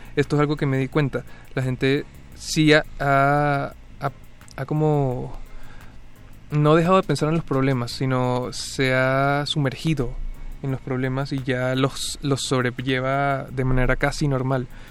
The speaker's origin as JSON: {"language": "Spanish", "town": "Caracas", "region": "Capital District", "country": "Venezuela", "tie": "born or raised there", "moved": "as an adult", "lives_now": "Mexico", "said": "Caracas es la ciudad donde nací, es la ciudad donde he vivido como la mayoría del tiempo"}